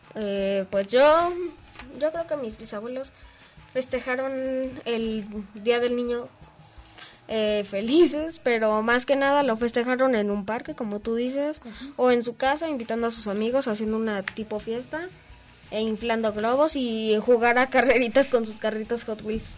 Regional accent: Mexico; Acá en México

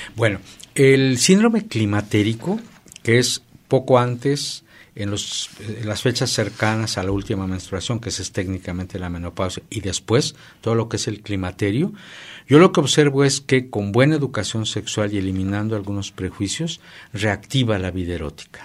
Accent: Mexico

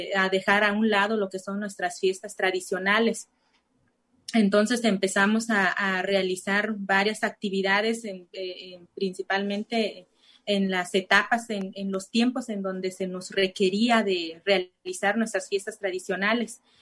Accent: Santa Cruz de Guaybel, municipality of Del Nayar, Nayarit, Mexico; first language Cora (Náayeri); Spanish is a second language; yo soy de, la de Santa Cruz de Guaybel, municipio del Nayar igual

